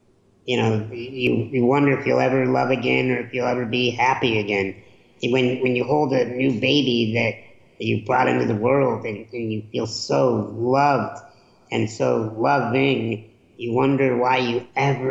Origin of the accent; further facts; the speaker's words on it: Chicago, Illinois, United States; I grew up in Chicago during the Michael Jordan era